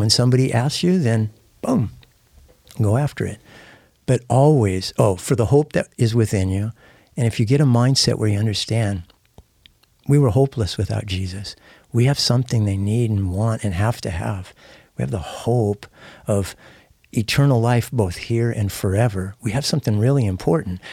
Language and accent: English; San Diego, California, United States; moved away; I hadn't been in East San Diego where I grew up for forty years